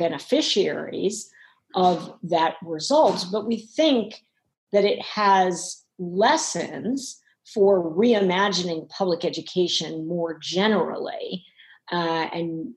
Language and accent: English; New York City, New York, United States; As a child, I grew up in Harlem